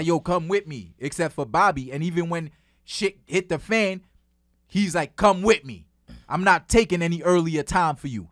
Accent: New York City, New York, United States; I'm from Flatbush.

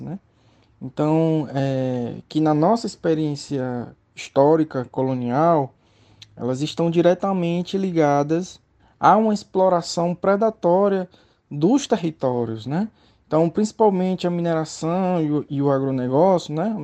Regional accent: Teresina, Piauí, Brazil; sou do Piauí, de Teresina, Piauí, onde eu me formei em Direito

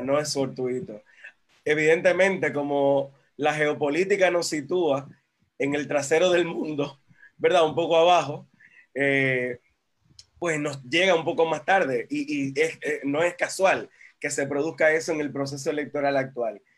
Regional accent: Dominican Republic; En Dominicana tuvimos

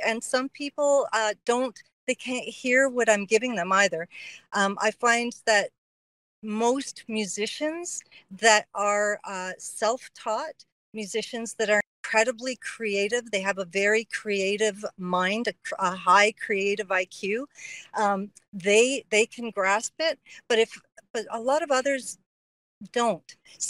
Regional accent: Cyprus; moved away; also born or lived in Canada; So I'm Greek, and I immigrated here from Canada, from Cyprus.

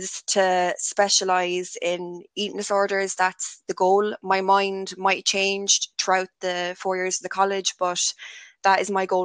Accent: Limerick, Munster, Ireland; I'm from Limerick City

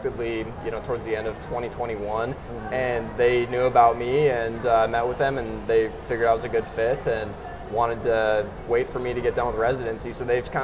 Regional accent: North Dakota, United States; moved away as an adult; also born or lived in Iowa; now in Omaha, United States; I am originally from North Dakota

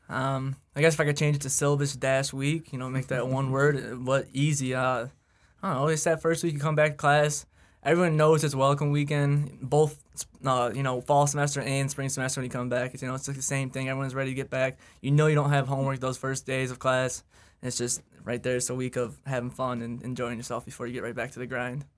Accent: Sterling Heights, Michigan, United States; I am straight down the road from in Sterling Heights, Michigan.

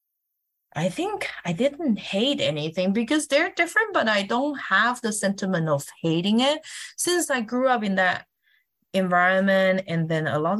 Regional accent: Kaohsiung, Taiwan; moved away as an adult; now in Denver, United States; my hometown, Kaohsiung

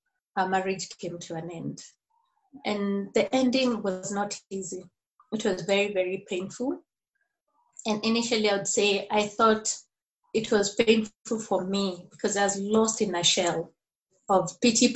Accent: Nairobi, Kenya; now in Murang'a, Kenya; I'm from Nairobi, Kenya. I live in a place called Murang'a, a county in central province of Kenya.

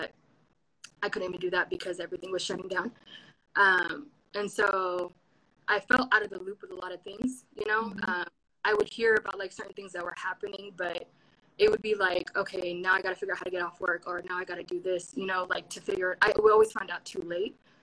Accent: Seattle, Washington, United States; I'm from Seattle

